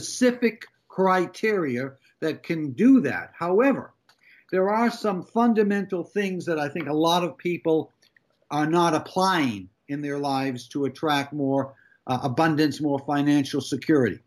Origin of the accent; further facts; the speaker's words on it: Massachusetts, United States; moved away; I was born in 1948 in Massachusetts